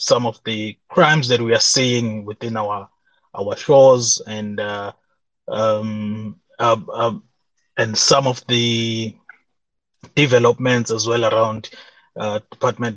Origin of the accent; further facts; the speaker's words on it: South Africa; as a South African